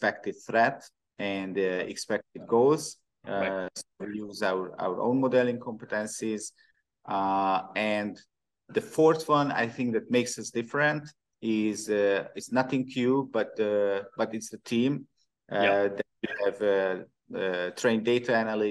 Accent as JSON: {"language": "English", "region": "Budapest", "country": "Hungary", "said": "I'm from Hungary, I'm from Budapest."}